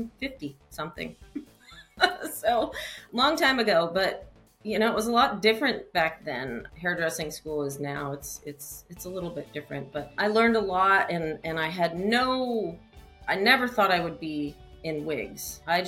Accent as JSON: {"language": "English", "town": "Peterborough", "region": "New Hampshire", "country": "United States", "tie": "born or raised there", "said": "I was born in Concord, New Hampshire. No, Peterborough, New Hampshire. Sorry. New Hampshire. So New England, East Coast girl. I was born and raised there"}